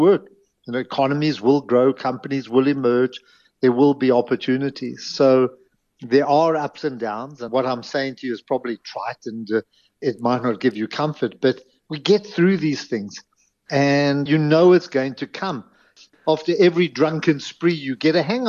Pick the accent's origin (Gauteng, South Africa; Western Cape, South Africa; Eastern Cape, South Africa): Gauteng, South Africa; Johannesburg; I grew up in Greenside